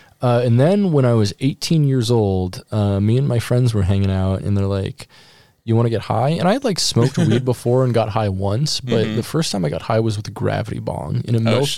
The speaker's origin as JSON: {"language": "English", "region": "Alaska", "country": "United States", "tie": "born or raised there", "said": "grew up in Alaska"}